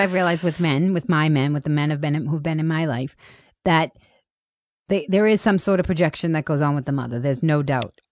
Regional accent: Boston, Massachusetts, United States; I grew up in Boston

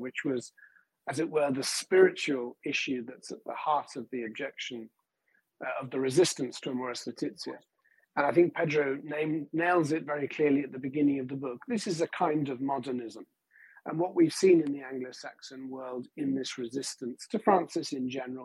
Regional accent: England, United Kingdom; I'm speaking here as an Englishman

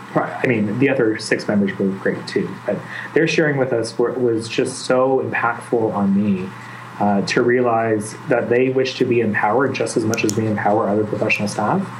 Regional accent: Mississauga, Ontario, Canada; also born or lived in Ottawa; I grew up in a little town just west of Toronto called Mississauga.

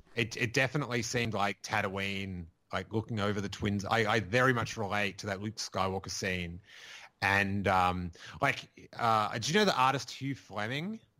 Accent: Rosebud, Victoria, Australia; I grew up in Rosebud

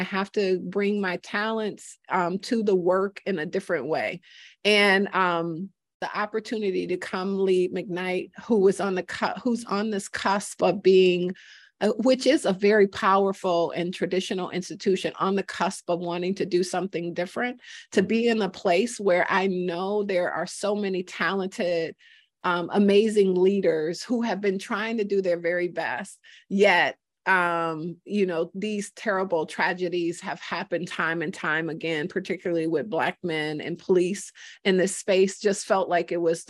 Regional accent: Detroit, Michigan, United States; now in Twin Cities, United States; So I am a Detroit girl. I grew up in Detroit and spent most of my life there. So I think it was as much of a surprise for me as many others when I moved to the Twin Cities

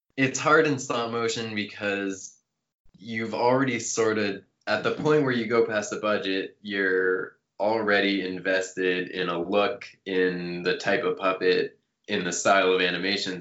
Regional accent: Canada; moved away as an adult; now in United States; working in the states as a Canadian

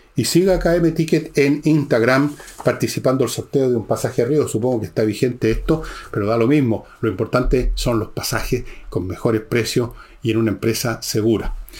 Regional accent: Santiago Metropolitan Region, Chile; yo también soy de Ñuñoa

